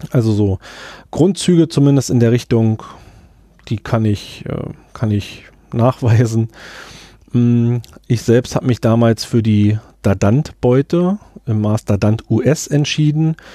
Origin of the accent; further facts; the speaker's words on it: Brandenburg, Germany; Ich als ähm, ja, Brandenburger bin in den Genuss gekommen, einer Imkerförderung, diese in Anspruch nehmen zu können.